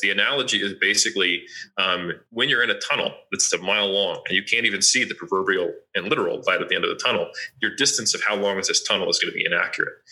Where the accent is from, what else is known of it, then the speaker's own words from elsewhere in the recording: United States; now in Auckland, New Zealand; I'm originally from the States.